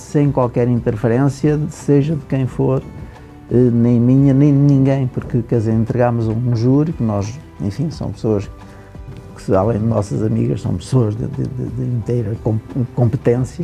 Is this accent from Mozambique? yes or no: no; Rio Maior, Centro, Portugal; eu sou natural do, do Conselho de Rio Maior, portanto, de um conselho agrícola, de famílias